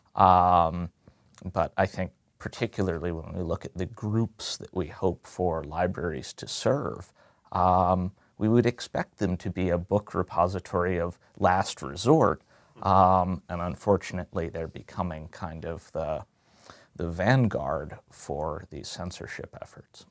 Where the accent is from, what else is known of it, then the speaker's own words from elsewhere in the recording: Chester County, outside Philadelphia, Pennsylvania, United States; I am natively from just outside of Philadelphia